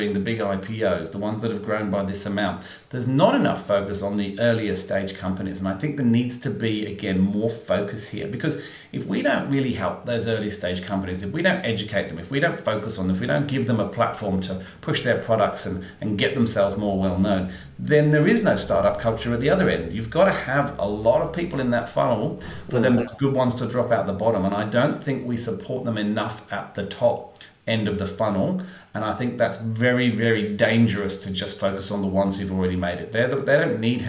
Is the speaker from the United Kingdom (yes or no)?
yes; England, United Kingdom; now in Australia; I live here, even though I'm English